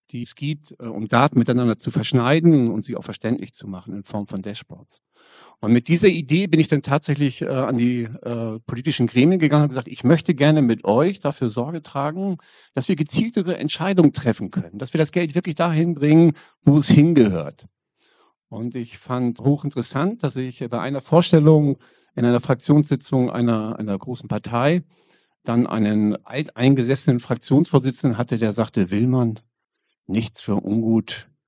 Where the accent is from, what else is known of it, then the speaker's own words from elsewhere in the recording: Schleswig-Holstein, Germany; Äh, ich komme aus dem Kreis Pinneberg, sozusagen gleich um die Ecke hier. Und wir Kreise um die Stadt Hamburg herum, wir sprechen gerne nicht vom Speckgürtel, sondern vom Muskelring.